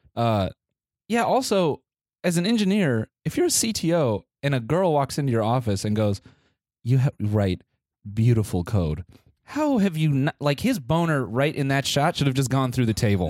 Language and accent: English; United States; being American